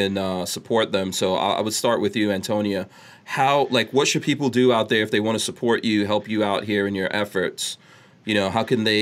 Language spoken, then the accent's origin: English; New York City, New York, United States; also born or lived in Guyana / Nigeria; now in Florida, United States; I grew up in New York